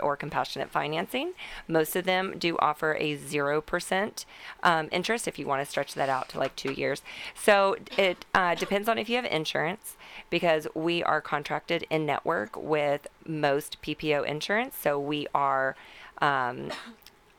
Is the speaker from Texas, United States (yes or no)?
yes; Texas, United States; I'm Texan